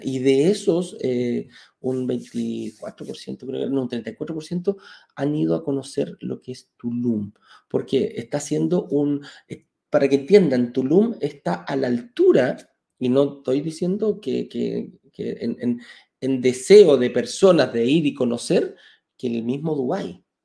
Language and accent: Spanish; Chile; en Chile, en mi país